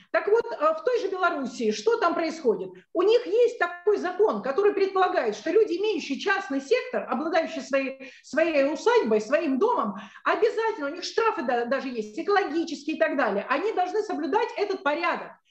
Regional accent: Moscow, Russia; moved away as an adult; now in Sevastopol; я москвичка, но в данный момент я, а, так сказать, нахожусь в Севастополе

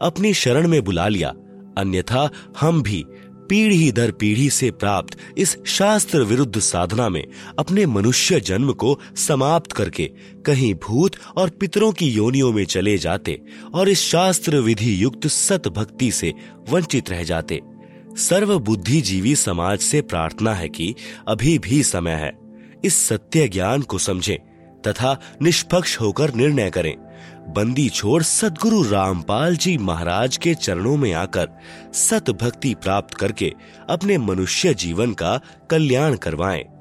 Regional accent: Hariyaun, Madhesh Province, Nepal; now in Bhaktapur, Nepal; गांव विकास समिति हरियौन जिला सरलाही नेपाल का निवासी हूँ और वर्तमान में काठमांडू उपत्यका टीमी भक्तपुर में घर बनाकर रहता हूँ

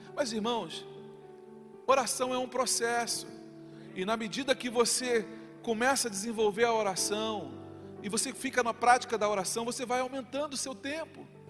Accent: Rio de Janeiro, Brazil; me chamam me adjetivando pela cidade de onde eu sou, do Rio de Janeiro

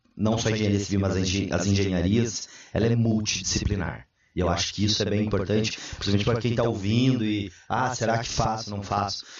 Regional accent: Cascavel, Paraná, Brazil; moved away as an adult; now in Blumenau, Brazil; eu sou natural de Cascavel, Paraná, lá do oeste

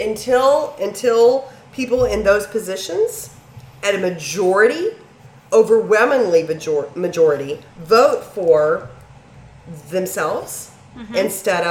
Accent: United States; we as American people

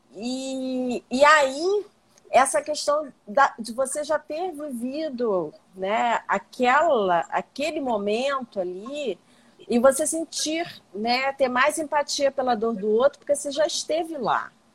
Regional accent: Baixada Fluminense, Rio de Janeiro, Brazil; eu sou uma pessoa branca, mas que nasci na Baixada, então vim de uma classe social menor

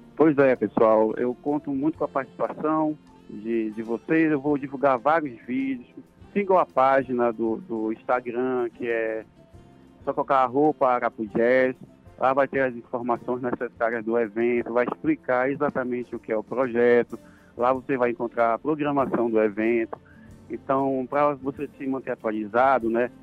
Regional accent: Belém, Pará, Brazil; moved away as an adult; now in Altamira, Brazil; Eu sou, sou de Belém, né? Eu estou morando cinco anos aqui em Altamira

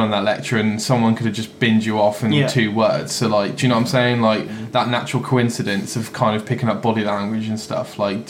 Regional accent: England, United Kingdom; we're English

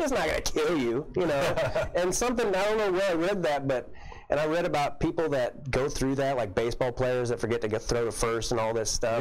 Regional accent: Kansas City, United States; also born or lived in Camden, Arkansas / Hampton, Arkansas; I grew up in Kansas City

